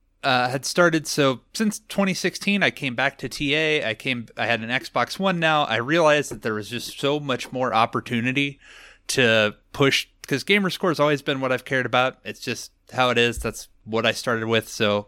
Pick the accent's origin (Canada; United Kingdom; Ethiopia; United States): United States; Nebraska; So I was born in Nebraska in a small town, and then I've just lived here my entire life.